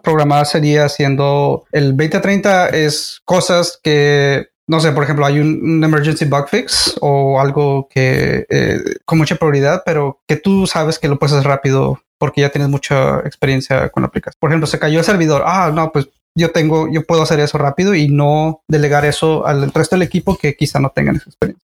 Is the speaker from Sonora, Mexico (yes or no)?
yes; Nogales, Sonora, Mexico; Soy originario de Nogales, Sonora, México